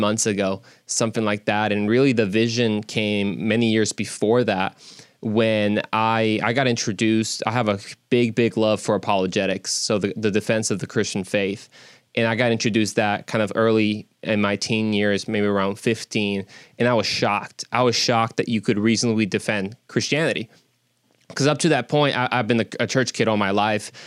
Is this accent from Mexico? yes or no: yes; Mexico; now in Dallas, United States; I'm actually originally from Mexico